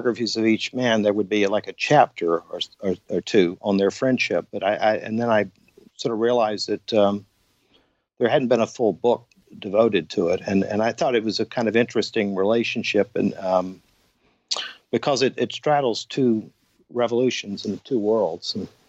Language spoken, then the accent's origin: English; Atlanta, Georgia, United States; also born or lived in Savannah / San Francisco / New York City / Paris; Well, I'm from Atlanta, where I'm living now. But I was living in places like Savannah and San Francisco and New York City and Paris and Berkeley. And then I moved back to my hometown in the late 80s